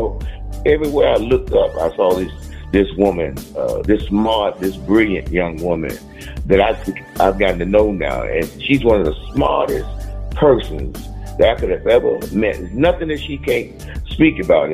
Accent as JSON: {"language": "English", "town": "Homestead", "region": "Florida", "country": "United States", "tie": "born or raised there", "said": "I grew up in a homestead, Florida city."}